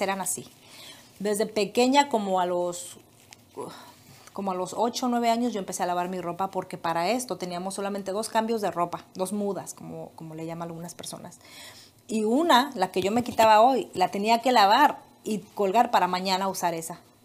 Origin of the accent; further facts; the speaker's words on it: Michoacán, Mexico; moved away as an adult; also born or lived in Guadalajara, Jalisco; Me fui y ya estaba yo en otro estado. Me fui de Michoacán a Jalisco